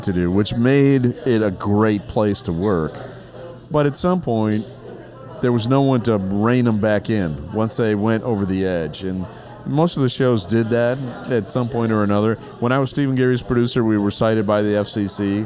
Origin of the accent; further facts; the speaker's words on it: Germany; now in Chicago, United States; Kevin found out that I spoke German. I grew up in Germany. I spoke fluent German.